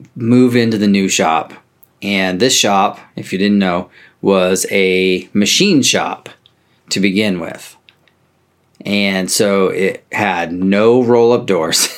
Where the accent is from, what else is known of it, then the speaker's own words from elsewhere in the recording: Oregon, United States; I'm country mouse from Oregon